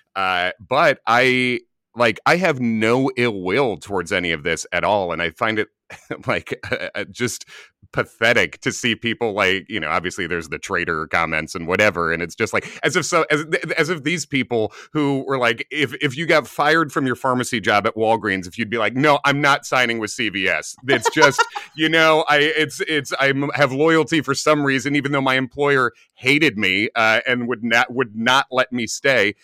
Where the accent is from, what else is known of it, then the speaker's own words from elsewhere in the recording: Chicago, Illinois, United States; moved away as an adult; now in New York, United States; as a New Yorker now, from Chicago, originally, I've lived in New York for almost two decades now